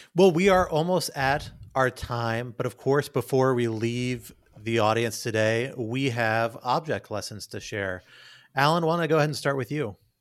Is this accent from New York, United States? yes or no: no; Washington, District of Columbia, United States; my hometown, just a ten minute drive from my house